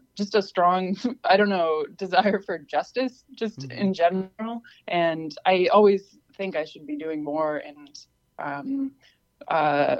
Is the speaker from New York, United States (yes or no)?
no; Peterborough, New Hampshire, United States; also born or lived in Keene, New Hampshire; now in Oberlin, United States; I mostly grew up in Peterborough. I was born in Keene